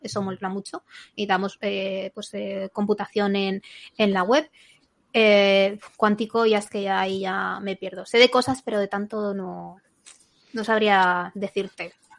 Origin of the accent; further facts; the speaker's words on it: Zaragoza, Aragon, Spain; yo soy de Zaragoza